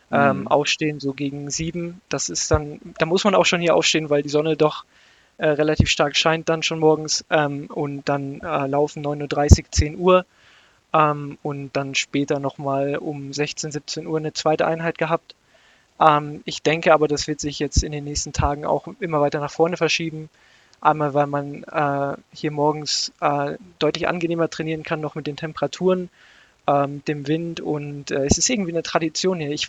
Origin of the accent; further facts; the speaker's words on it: Havixbeck, North Rhine-Westphalia, Germany; ich bin damals in dem Ort, wo ich aufgewachsen bin, das will jetzt, werden jetzt nur die Mützeraner kennen, in Havixbeck äh, mit meinen Kumpels in den Leichtathletikverein gegangen